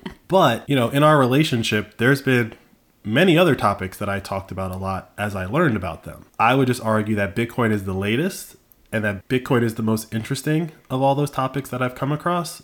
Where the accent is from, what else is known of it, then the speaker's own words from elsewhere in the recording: United States; I was born in America. I was raised on the NFL.